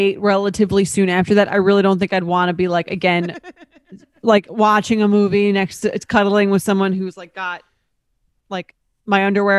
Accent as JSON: {"language": "English", "town": "Boston", "region": "Massachusetts", "country": "United States", "said": "However, I am from Boston where the timelines are much longer."}